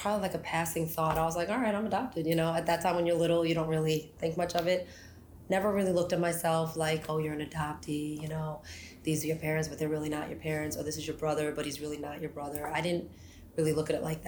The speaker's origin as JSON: {"language": "English", "town": "New York City", "region": "New York", "country": "United States", "tie": "born or raised there", "also_born_or_lived": "Seoul, Korea", "said": "I came to Staten Island, New York 4 months later, been living there, I'm still there"}